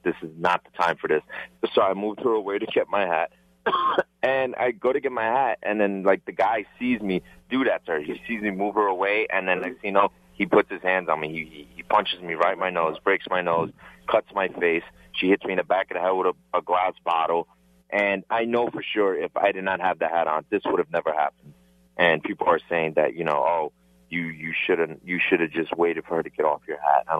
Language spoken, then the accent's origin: English; New York City, New York, United States; I'm born and raised in New York City